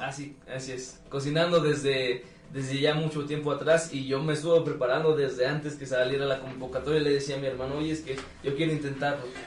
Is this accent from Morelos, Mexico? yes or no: no; Ávila Camacho, Tlaxcala, Mexico; nosotros también venimos de Ávila Camacho